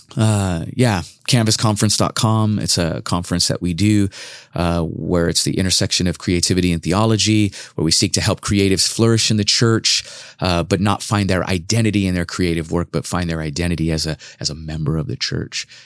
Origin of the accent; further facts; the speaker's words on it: Los Angeles, California, United States; moved away as an adult; also born or lived in Irvine / Compton; now in Portland, United States; I'm originally from Los Angeles